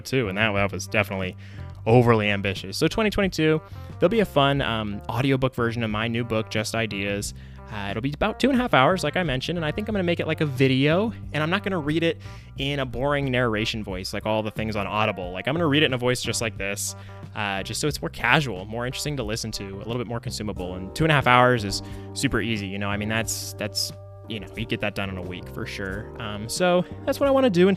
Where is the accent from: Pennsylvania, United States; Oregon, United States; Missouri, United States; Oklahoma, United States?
Oklahoma, United States; Tulsa; now in Oklahoma City, United States; I was born and raised in Tulsa